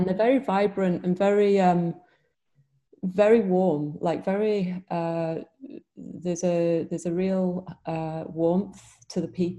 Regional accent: Yorkshire and the Humber, United Kingdom; accent: Yorkshire; Winterfell, that's the accent. If you watch Game of Thrones, Winterfell is kind of the Yorkshire accent.

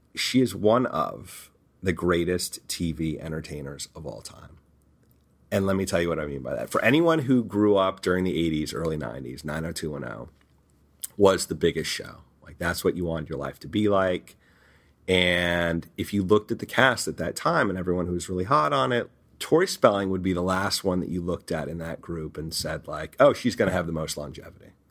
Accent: Beverly Hills, California, United States; growing up in Beverly Hills. and going to Beverly Hills High School

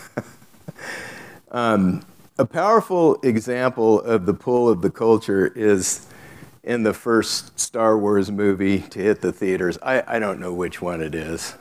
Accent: South Gate, California, United States; I grew up in Southgate, California

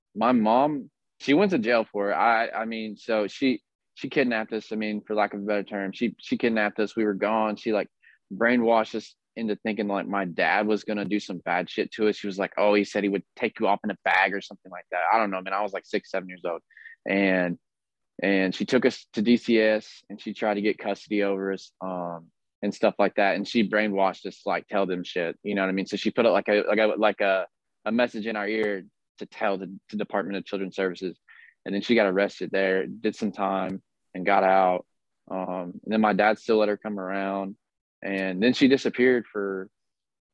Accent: Jellico, Tennessee, United States; now in California, United States; I'm from Jellicoe, Tennessee. It's like East Tennessee. It's the middle of nowhere

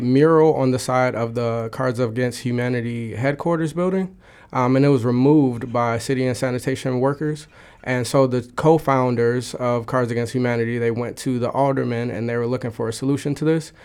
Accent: Chicago, Illinois, United States; as a Chicagoan

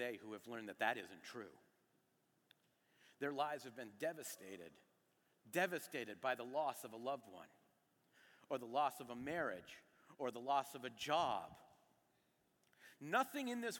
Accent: New England, United States; moved away as an adult; also born or lived in New York, United States; I was from New England

